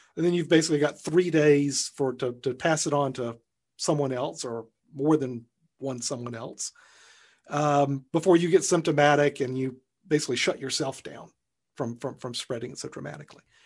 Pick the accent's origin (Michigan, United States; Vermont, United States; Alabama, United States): Alabama, United States; my home state of Alabama